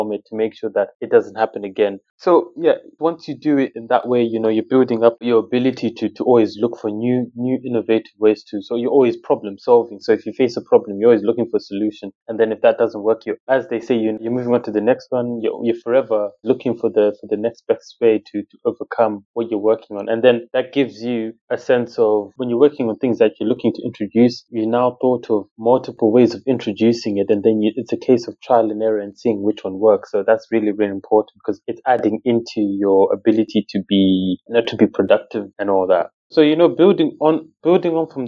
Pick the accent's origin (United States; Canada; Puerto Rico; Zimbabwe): Zimbabwe; now in United Kingdom; my household, you know, I was from Zimbabwe.